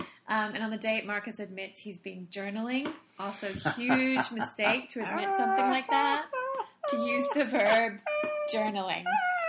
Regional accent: Australia; I'm Australian.

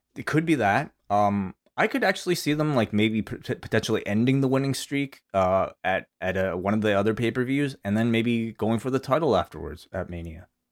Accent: Canada; as a Canadian, uh, non-black Canadian

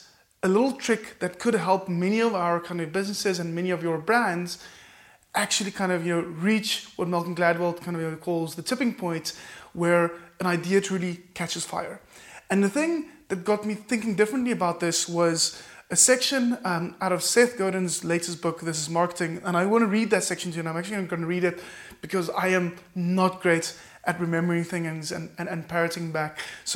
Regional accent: Cape Town, Western Cape, South Africa; I am from Cape Town, South Africa. Is it possible for me to firstly find in my local market, be really proudly South African, proudly Capetonian

